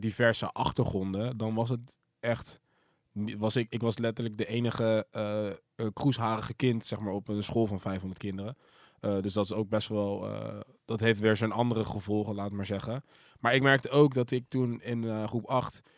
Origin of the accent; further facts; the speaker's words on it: Zoetermeer, South Holland, Netherlands; dat was ook toevallig de grootste school van Zoetermeer toen de tijd